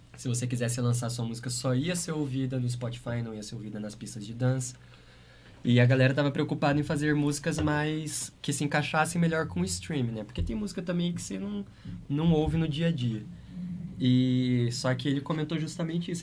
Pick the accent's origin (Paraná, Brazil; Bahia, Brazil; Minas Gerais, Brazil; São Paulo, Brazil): Paraná, Brazil; Maringá; moved away as an adult; now in Curitiba, Brazil; a gente saiu de Maringá, a gente tocava na região